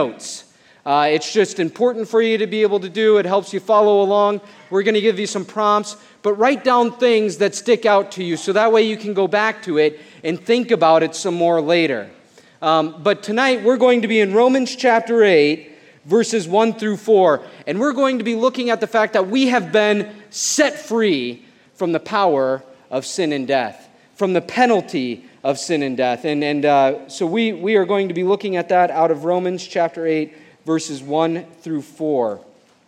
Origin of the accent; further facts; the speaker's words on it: Mason City, Iowa, United States; I actually grew up in Mason City, Iowa, which isn't too far from here